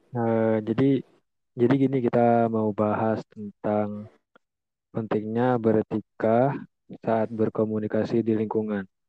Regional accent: Bangka Belitung Islands, Indonesia; saya dari Bangka Belitung

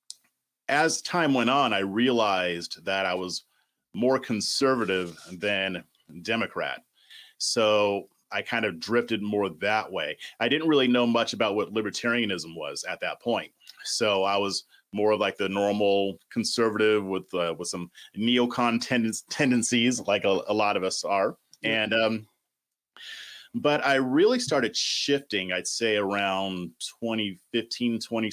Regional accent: Southern California, United States; moved away as an adult; now in Austin, United States; I'm originally from Southern California. That's where I was born and raised.

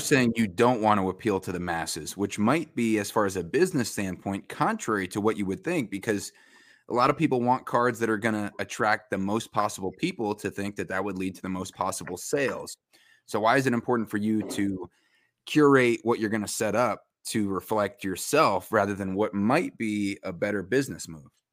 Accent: Westchester County, New York, United States; now in Greenville, United States; I'm from Westchester County, New York, home of Sing Sing Prison in Ossining

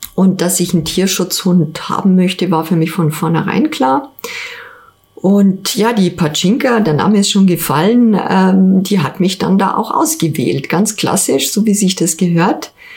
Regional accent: Ingolstadt, Bavaria, Germany; also born or lived in Hamburg; also erstmal bin ich in Ingolstadt geboren, Jahrgang 71, ähm, im alten Stadtkrankenhaus. Und ich habe äh, die meiste Zeit meines Lebens in Ingolstadt verbracht

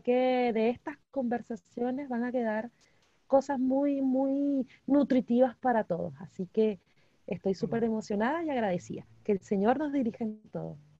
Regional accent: Venezuela; moved away as an adult; now in Chile; soy venezolana, tengo casi nueve años en Chile

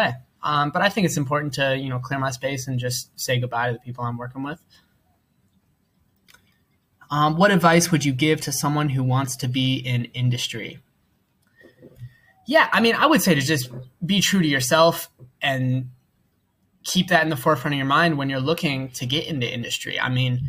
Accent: United States; moved away as an adult; now in Thailand; I'm an American

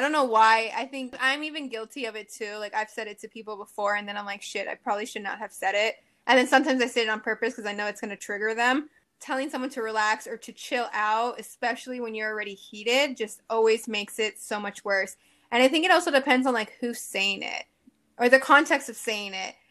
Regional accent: Miami, Florida, United States; born and raised in Miami

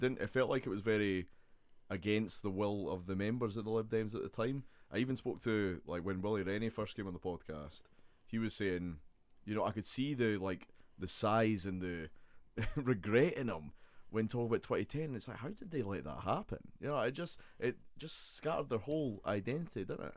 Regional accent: Edinburgh, Scotland, United Kingdom; I'm very much an Edinburgh man

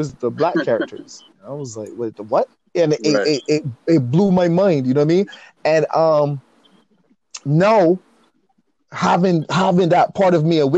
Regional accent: Barbados; moved away; growing up in Barbados

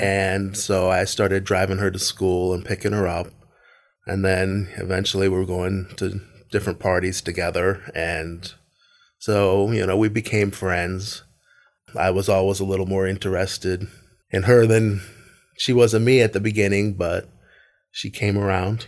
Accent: Tarpon Springs, Florida, United States; also born or lived in Largo, Florida; I moved from Largo to Tarpon Springs.

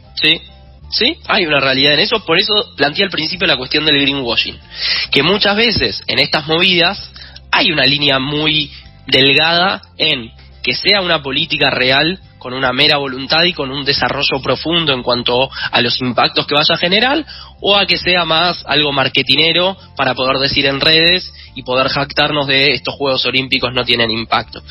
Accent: Argentina

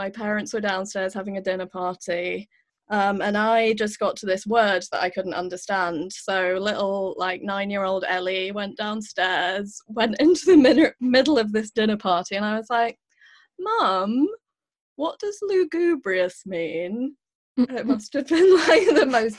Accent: United Kingdom; moved away as an adult; I am a Brit

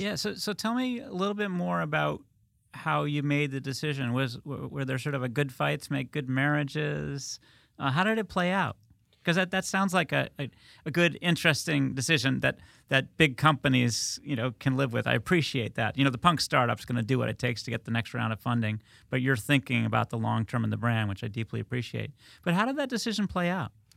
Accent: United States; I grew up in Westchester, that's why I, I throw in the wicked.

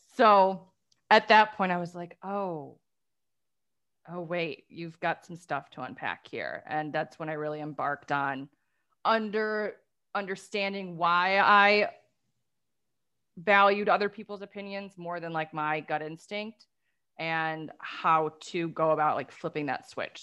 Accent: Detroit, Michigan, United States; we're from the Motor City

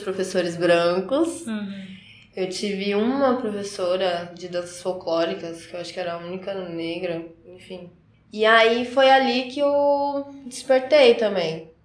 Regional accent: Carapicuíba, São Paulo, Brazil; moved away as an adult; also born or lived in Barueri; now in Curitiba, Brazil; Eu sou paulista, eu nasci em Barueri, só que morava em Carapicuíba e hoje estou aqui em Curitiba

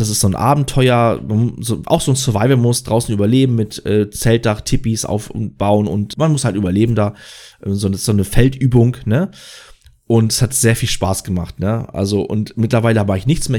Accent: Schleswig-Holstein, Germany; Ich komme aus Schleswig-Holstein

